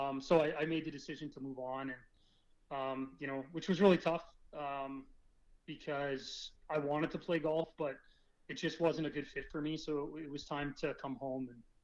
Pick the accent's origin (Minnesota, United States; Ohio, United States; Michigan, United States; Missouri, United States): Missouri, United States; Kansas City; born there; It helped that I'm American. So I was born in Kansas City, and I think I had a lot of interest in the Missouri area